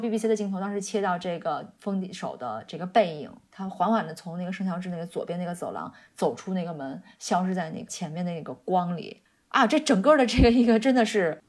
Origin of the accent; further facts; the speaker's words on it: China; now in United Kingdom; 我们中国人